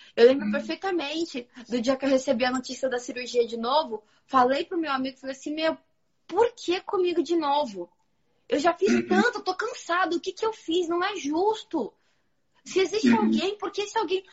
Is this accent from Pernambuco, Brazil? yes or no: no; Santo André, São Paulo, Brazil; Santo André, que eu sou de Santo André